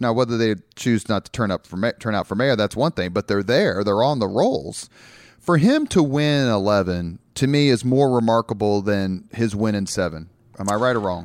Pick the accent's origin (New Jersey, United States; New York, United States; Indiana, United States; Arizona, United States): Indiana, United States; Indianapolis; I grew up on the East Side